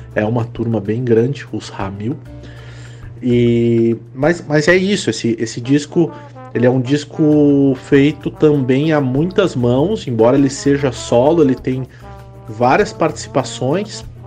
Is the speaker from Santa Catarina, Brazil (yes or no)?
yes; Lages, Santa Catarina, Brazil; now in Florianópolis, Brazil; moro em Florianópolis, mas eu sou natural de Lages